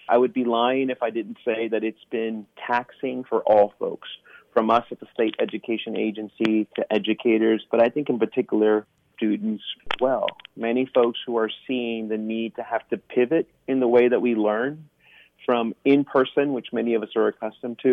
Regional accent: South Texas, United States; moved away as an adult; also born or lived in Japan / Michigan; now in Pennsylvania, United States; I'm originally from Texas, more specifically South Texas

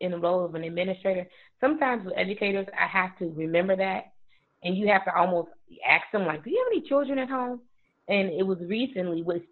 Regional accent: Chicago, Illinois, United States; moved away as an adult; now in DeKalb, United States; I actually grew up on the west side of Chicago

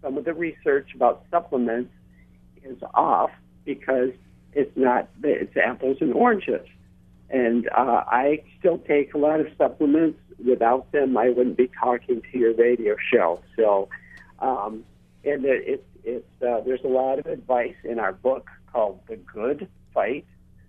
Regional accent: Michigan, United States; I'm a psychologist from Michigan. I work with my wife, who's a family doctor.

